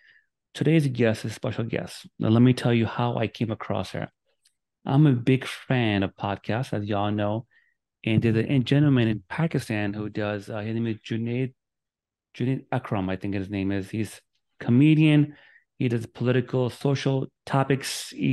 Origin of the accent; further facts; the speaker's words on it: United States; My mother is from Lahore. My father was from Islamabad. I'm born and raised in America.